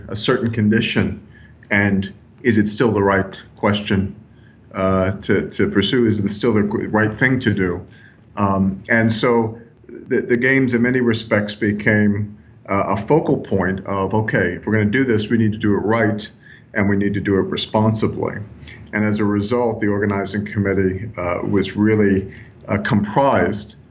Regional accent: United States; moved away; also born or lived in Glasgow, Scotland; as an American

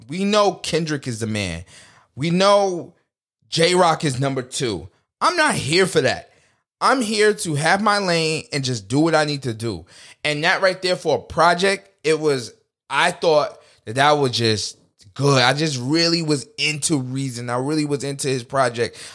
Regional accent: United States; as a people, as American people, we're very artistic people

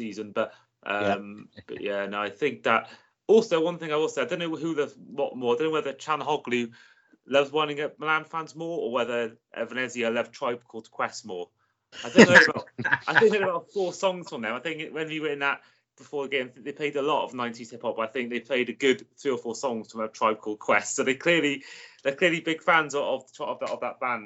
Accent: Wales, United Kingdom; a Welshman

